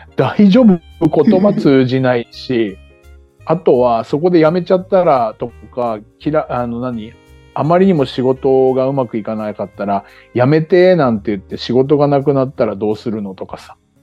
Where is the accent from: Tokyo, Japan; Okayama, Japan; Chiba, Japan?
Chiba, Japan; moved away as an adult; now in Okinawa, Japan; 僕も千葉で生まれ育ちました